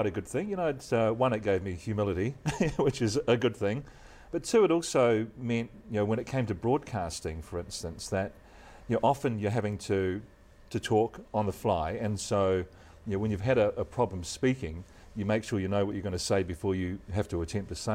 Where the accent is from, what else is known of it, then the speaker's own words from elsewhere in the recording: Christchurch, Canterbury, New Zealand; moved away; I grew up in Christchurch, of course, and have maintained that loyalty.